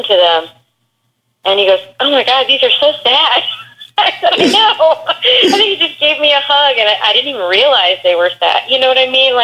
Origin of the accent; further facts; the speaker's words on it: Texas, United States; accent: country twang; moved away; I grew up in Texas